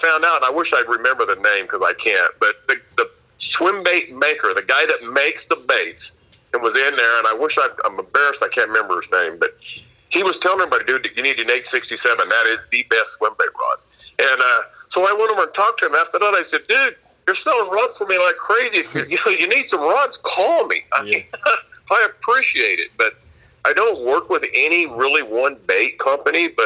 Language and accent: English; near Yuba City, California, United States; my hometown, it's in Yuba City